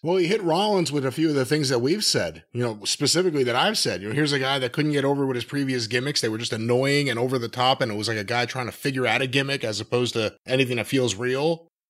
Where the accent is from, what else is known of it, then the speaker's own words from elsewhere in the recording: Northeast, United States; I'm from the Northeast. I speak a little differently.